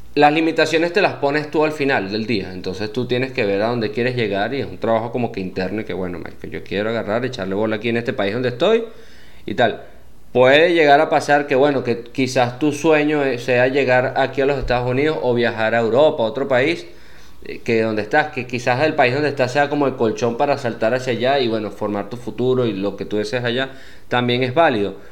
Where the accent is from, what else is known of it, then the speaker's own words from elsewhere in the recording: Venezuela; moved away as an adult; also born or lived in Panama / Medellín, Colombia; now in United States; Ya venía de Venezuela